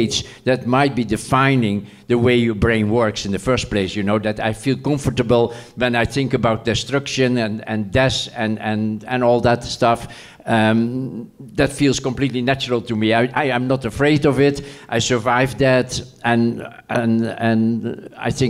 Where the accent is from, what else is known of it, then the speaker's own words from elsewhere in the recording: The Hague, South Holland, Netherlands; I lived in The Hague